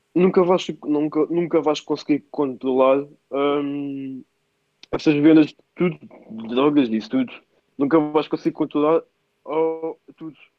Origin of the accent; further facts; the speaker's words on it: Anissara, Lisbon, Portugal; sou de Anissara, mas estava no colégio Miramar.